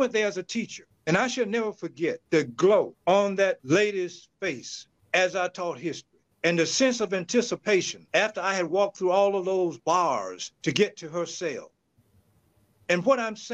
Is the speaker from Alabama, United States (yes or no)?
yes; Montgomery, Alabama, United States; growing up in Montgomery